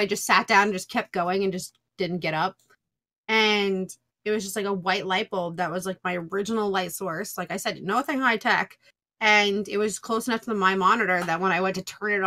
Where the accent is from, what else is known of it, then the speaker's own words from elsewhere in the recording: New York, United States; I'm from New York.